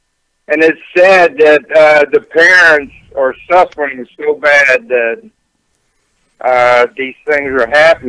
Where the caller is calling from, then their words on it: Houston, Texas, United States; Houston, Texas.